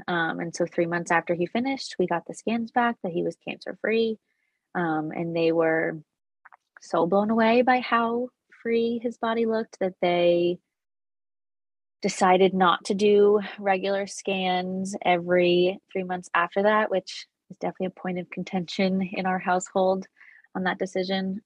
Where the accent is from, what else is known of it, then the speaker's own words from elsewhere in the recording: Connecticut, United States; I'm from Connecticut